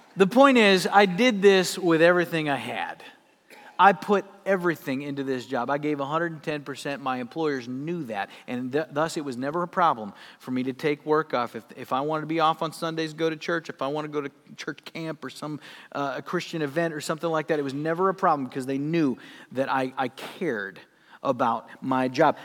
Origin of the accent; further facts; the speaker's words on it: Sioux Falls, South Dakota, United States; moved away; I worked at a place, uh, in my hometown in South Dakota called Gigglebee's